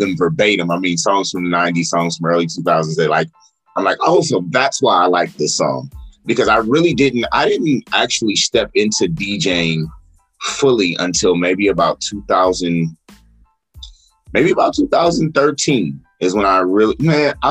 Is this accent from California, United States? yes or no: yes; Los Angeles, California, United States; from Los Angeles, California